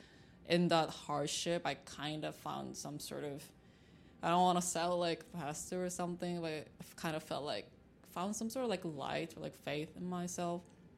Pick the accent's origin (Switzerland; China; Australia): China; also born or lived in Seoul, South Korea; Like I was born in Korea, Seoul, but I grew up in China, and then like some time, like when I was like teenager, I moved back to Korea for a little bit, came back to China again